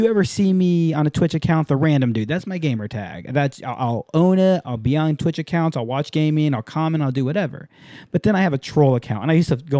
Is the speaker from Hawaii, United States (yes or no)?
yes; Hawaii, United States; also born or lived in San Diego; Yeah, I grew up in Hawaii, San Diego, nonstop around Filipinos.